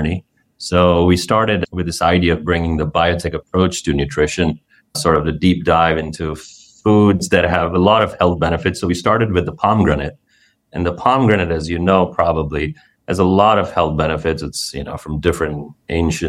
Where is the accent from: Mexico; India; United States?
India; moved away; growing up in India